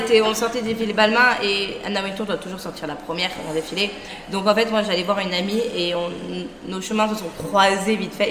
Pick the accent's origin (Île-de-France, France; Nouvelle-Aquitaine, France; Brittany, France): Île-de-France, France; Versailles; also born or lived in Château-Gontier; now in Paris, France; J'ai grandi à Versailles, plutôt sympa, très cliché